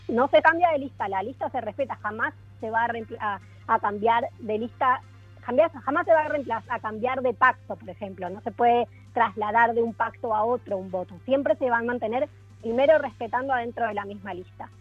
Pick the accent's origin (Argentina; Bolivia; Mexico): Argentina; Buenos Aires; accent: soft Argentine; moved away as an adult; now in Chile; Soy argentina, de Buenos Aires, pero vivo en Chile hace 10 años